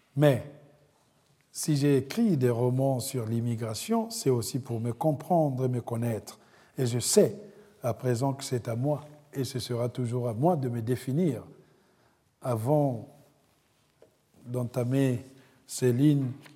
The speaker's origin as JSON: {"language": "French", "country": "Republic of the Congo", "also_born_or_lived": "France", "moved": "as an adult", "lives_now": "United States", "said": "Le Congo, c'est le cordon ombilical. La France, la patrie d'adoption des rêves. Et l'Amérique, c'est ce coin éloigné depuis lequel je regarde les empreintes de mon errance"}